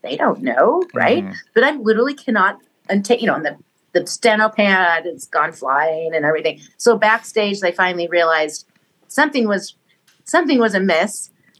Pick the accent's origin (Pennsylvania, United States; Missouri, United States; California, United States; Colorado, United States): Missouri, United States; So in the old days, so I grew up in Missouri, mm-hmm. and we had a basement, and we had a piano down there.